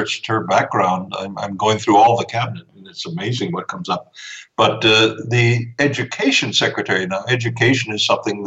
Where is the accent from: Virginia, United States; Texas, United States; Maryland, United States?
Texas, United States; I grew up in Texas